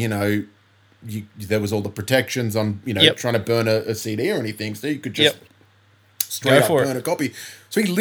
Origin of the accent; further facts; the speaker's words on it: Bellingen, New South Wales, Australia; also born or lived in Coffs Harbour; the town that I kind of would cite as my hometown is Bellingen.